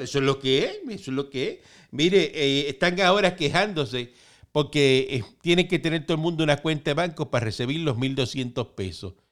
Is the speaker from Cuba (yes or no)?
yes; Cuba; now in Puerto Rico; yo vengo de Cuba